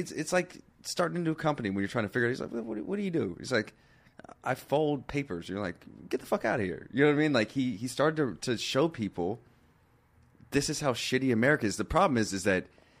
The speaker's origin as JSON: {"language": "English", "town": "Seattle", "region": "Washington", "country": "United States", "said": "And I'm from Seattle."}